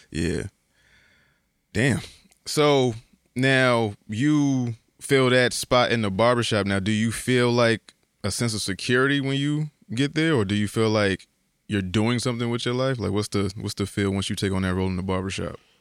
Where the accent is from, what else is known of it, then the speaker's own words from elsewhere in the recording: Bridgeport, Connecticut, United States; Because I grew up in the Terrace maybe like, I, I, I lived there to maybe I was like three or four. They knocked my building down. and then we moved to Sunshine.